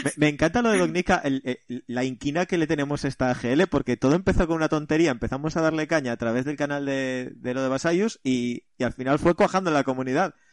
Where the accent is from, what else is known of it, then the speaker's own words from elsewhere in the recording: central Asturias, Spain; vengo de un pequeño pueblo del centro de Asturias, donde me crié